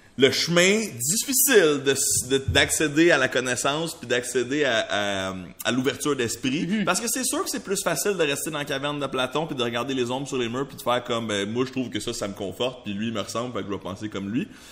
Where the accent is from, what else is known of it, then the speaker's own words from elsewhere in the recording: Montreal, Quebec, Canada; first language French; je suis né à Tétroville. Il y a des gens de toutes sortes à Tétroville